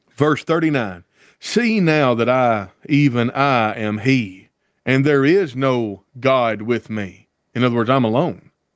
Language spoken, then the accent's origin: English; Deep South, United States; I grew up in the South and in the Deep South